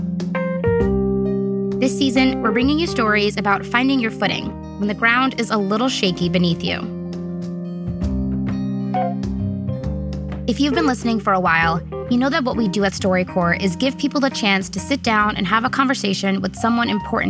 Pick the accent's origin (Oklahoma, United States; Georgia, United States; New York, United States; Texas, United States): New York, United States; New York City; Growing up in Brooklyn, I went to a lot of block parties as a kid